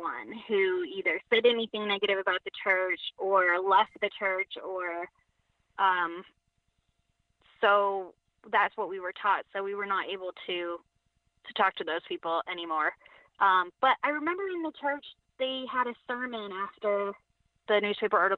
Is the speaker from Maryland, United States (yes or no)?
no; Connecticut, United States; And I grew up, I was born in Connecticut. My parents were already involved in this group. So I grew up in it